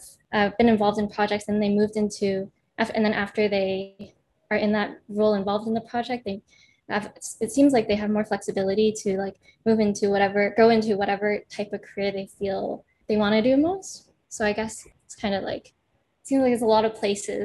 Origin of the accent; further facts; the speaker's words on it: Vancouver, British Columbia, Canada; moved away as an adult; also born or lived in Seattle; I'm originally from Vancouver, Canada. Seattle was my first time leaving the country